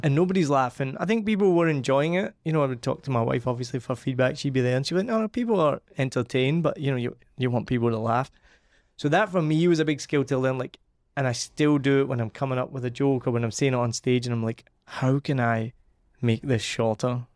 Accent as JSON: {"language": "English", "region": "Scotland", "country": "United Kingdom", "said": "being Scottish and from the family I'm from"}